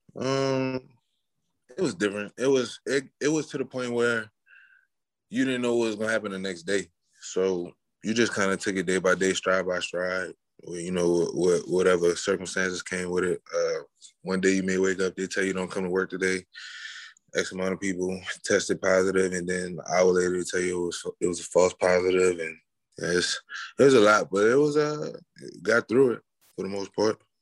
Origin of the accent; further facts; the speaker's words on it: New Orleans, Louisiana, United States; I'm from New Orleans, so I went to yeah. St. Augustine school, high school